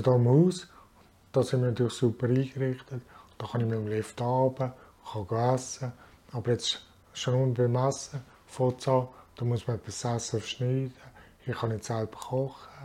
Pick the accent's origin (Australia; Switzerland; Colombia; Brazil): Switzerland; Frenkendorf, Basel-Landschaft; also born or lived in Bern; ich wohne in Frankendorf, bin hier zur Schule gegangen und habe hier meine Lehre gemacht und ja, bin eigentlich aufgewachsen hier